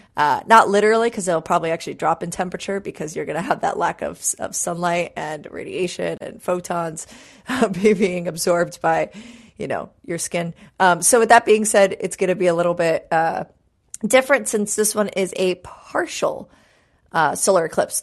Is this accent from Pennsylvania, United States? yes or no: no; New York City, New York, United States; growing up in New York City